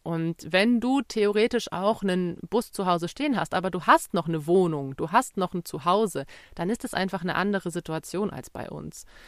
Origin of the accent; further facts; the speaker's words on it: Bavaria, Germany; bei uns in Bayern